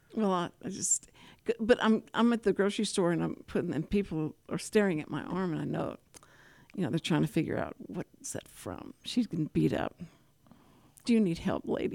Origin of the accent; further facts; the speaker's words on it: Texas, United States; I was from Texas